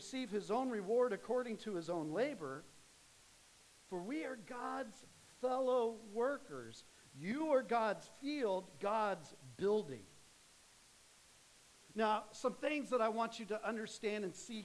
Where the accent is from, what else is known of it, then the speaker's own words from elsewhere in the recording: Phoenix, Arizona, United States; I grew up in Phoenix